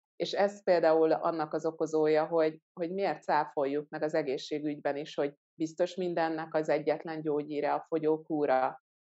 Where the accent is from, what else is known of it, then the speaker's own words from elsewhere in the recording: Hungary; also born or lived in Ghana; én gánai magyar származású vagyok, és hogy pont azért, mert Magyarországon élő vagyok